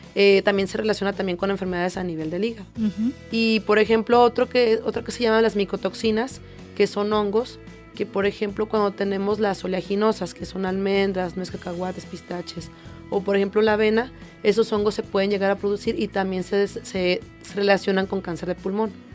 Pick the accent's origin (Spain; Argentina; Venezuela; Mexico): Mexico; como población mexicana